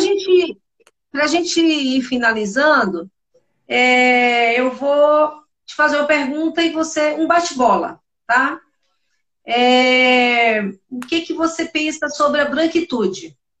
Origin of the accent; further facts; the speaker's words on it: Bahia, Brazil; eu sou baiana